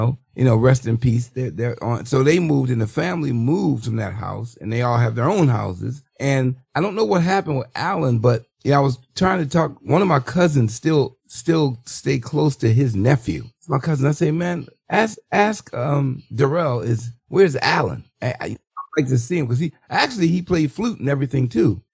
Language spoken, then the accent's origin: English; Baltimore, Maryland, United States; I'm from East Baltimore